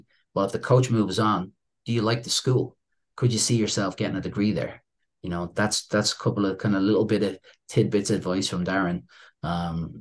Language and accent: English; Dublin, Leinster, Ireland; moved away as an adult; also born or lived in Syracuse, New York, United States; now in New York, United States; Growing up in Dublin, Ireland, when I was playing with my club team